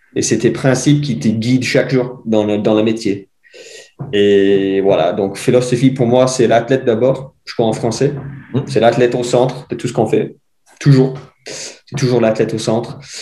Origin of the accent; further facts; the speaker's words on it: Ireland; French is a second language; moved away as an adult; also born or lived in Switzerland; now in Morzine, France; J'ai euh, fait première partie de mes études chez moi en Irlande